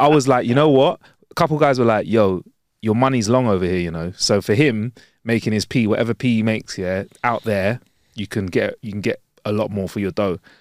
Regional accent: London, United Kingdom; "Where are you from?" We're like, "London."

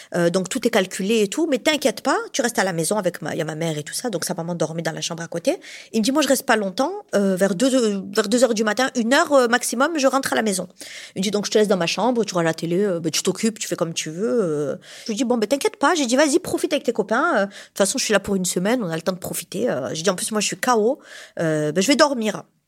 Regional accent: Montpellier, Occitania, France; je suis de Montpellier, donc je suis une vraie Montpelliéraine hein, depuis toujours.

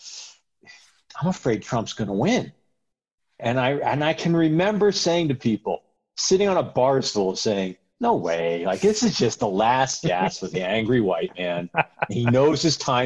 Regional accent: United States; now in Seattle, United States; as an American

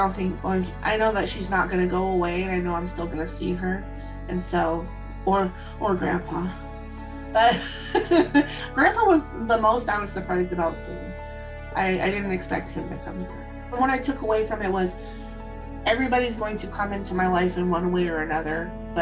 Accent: Seattle, Washington, United States; I am from Seattle, Washington.

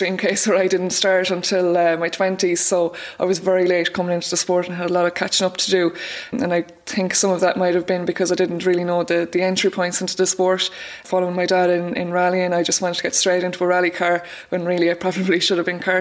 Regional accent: Roscrea, Munster, Ireland; I'm originally from Roscrane, County Tipperary

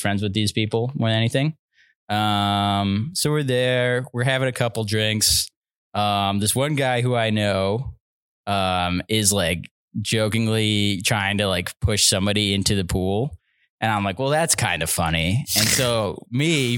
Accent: Penticton, British Columbia, Canada; my hometown, which is Penticton

